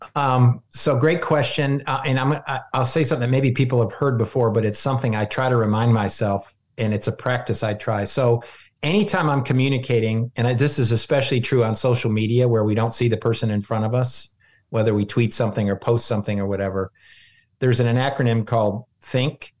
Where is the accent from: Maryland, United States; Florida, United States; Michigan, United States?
Michigan, United States; moved away; I grew up, I was born in Michigan